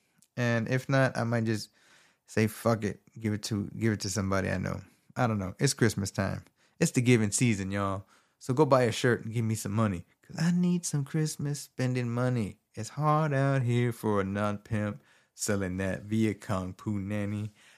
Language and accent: English; Texas, United States; I'm from Texas. So he had a governor race between Greg Abbott and Beto O'Rourke.